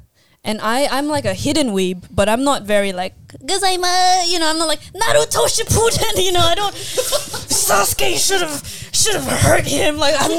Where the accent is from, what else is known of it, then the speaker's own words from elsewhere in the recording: Philippines; like a Filipino relatable, which comes naturally anyway, because I am Filipino.